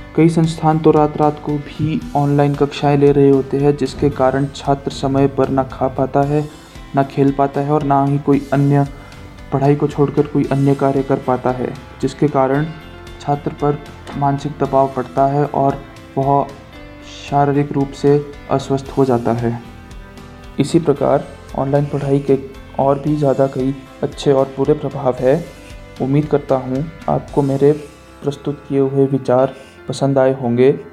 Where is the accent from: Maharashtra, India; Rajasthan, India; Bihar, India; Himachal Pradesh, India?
Himachal Pradesh, India; Bral village, Rohru; also born or lived in Shimla; मैं रोडूब में स्थित एक गांव ब्राल का रहने वाला हूं।